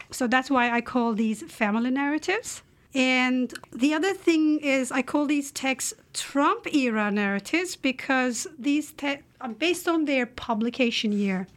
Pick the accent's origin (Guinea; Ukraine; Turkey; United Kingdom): Turkey; English is a second language; moved away as an adult; now in Canada; I come from the Republic of Turkey